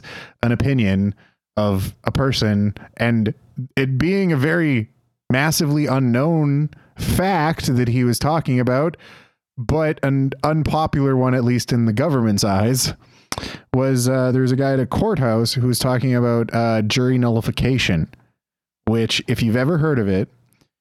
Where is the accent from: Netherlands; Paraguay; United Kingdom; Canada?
Canada; we're Canadian